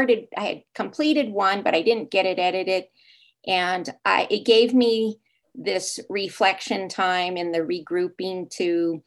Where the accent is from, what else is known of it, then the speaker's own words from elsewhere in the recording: Los Angeles, California, United States; now in Mexico; I did.